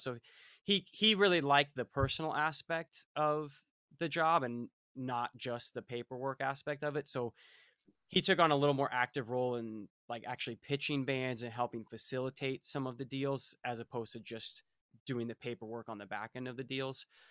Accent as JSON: {"language": "English", "town": "Fort Myers", "region": "Florida", "country": "United States", "tie": "born or raised there", "also_born_or_lived": "Melbourne, Florida", "said": "We grew up in Fort Myers, Florida"}